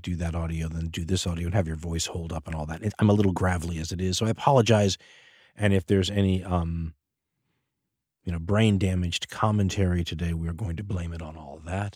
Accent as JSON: {"language": "English", "country": "United States", "said": "as an American"}